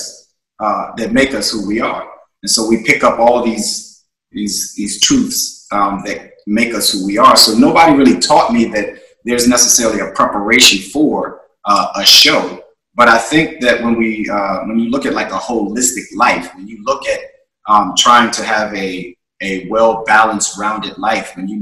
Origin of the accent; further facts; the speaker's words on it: Charlottesville, Virginia, United States; I was born in Charlottesville, Virginia.